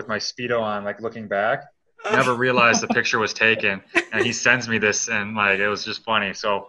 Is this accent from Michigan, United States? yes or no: yes; Michigan, United States; I'm from Michigan.